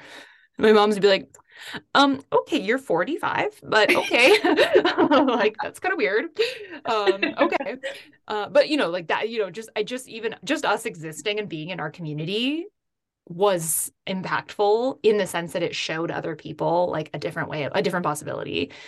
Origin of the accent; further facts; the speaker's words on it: Seattle, Washington, United States; I grew up outside of Seattle